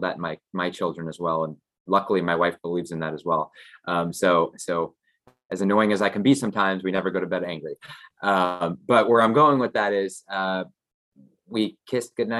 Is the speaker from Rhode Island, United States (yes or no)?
no; Florida, United States; I grew up here in Florida, so I only had my mom and dad